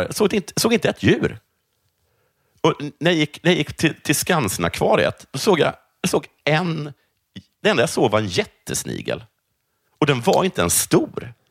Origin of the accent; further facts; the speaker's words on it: Sweden; ingen skulle se att jag är svensk.